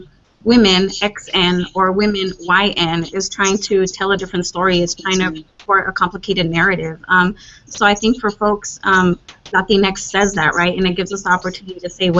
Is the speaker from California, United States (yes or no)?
yes; California, United States; California born and bred. Spent my entire life here